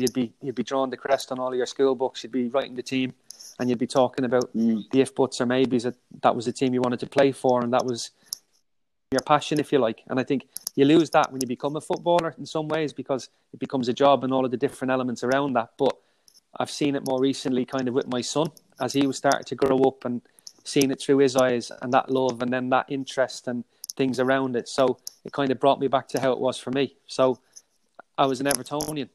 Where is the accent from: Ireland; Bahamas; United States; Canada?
Ireland; being Irish